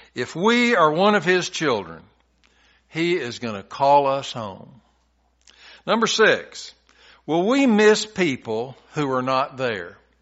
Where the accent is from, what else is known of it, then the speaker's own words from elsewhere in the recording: Tennessee, United States; When I was a little boy growing up in Tennessee